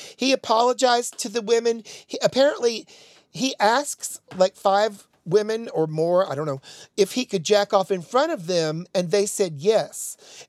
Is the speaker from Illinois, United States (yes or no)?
no; Tennessee, United States; I sound like Marsha Blackburn, and I am from Tennessee